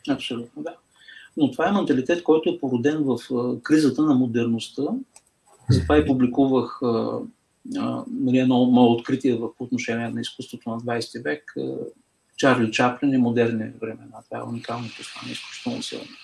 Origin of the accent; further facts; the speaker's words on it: Bulgaria; като българи